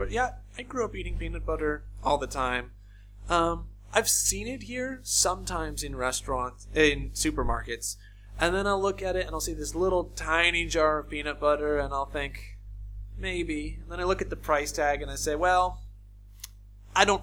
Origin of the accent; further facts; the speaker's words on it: United States; moved away as an adult; now in Russia; we're both from America.